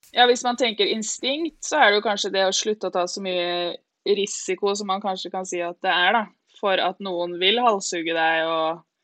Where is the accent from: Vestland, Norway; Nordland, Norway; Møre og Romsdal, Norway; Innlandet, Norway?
Innlandet, Norway; Lillehammer; also born or lived in Ås, Akershus, Norway; oppvokst i Ås, og så flytta vi til Lillehammer da jeg begynte i fjerde klasse, så jeg på en måte litt ah. lillehamring også.